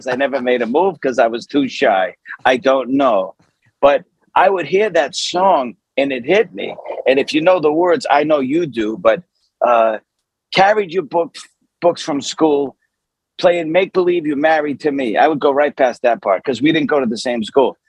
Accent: Boston, Massachusetts, United States; now in Sherman Oaks, United States; Southie, South Boston, I grew up in the D Street Projects, Lower West Broadway

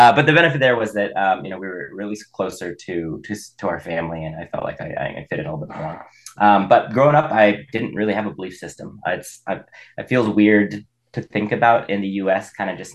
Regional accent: Boise, Idaho, United States; also born or lived in Baker City, Oregon; I was born and raised here. I grew up in Boise

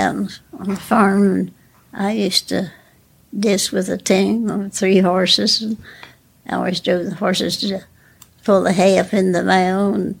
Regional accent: Gallipolis, Ohio, United States; moved away; also born or lived in Columbus, Ohio; Close to Gallipolis, about 13 miles out of Gallipolis.

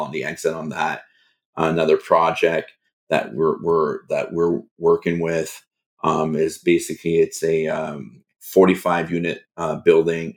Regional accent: Canada; as a Canadian

